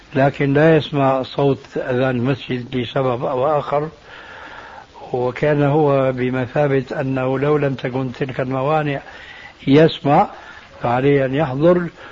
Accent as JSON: {"language": "Arabic", "country": "Syria", "said": "عندنا في الشام"}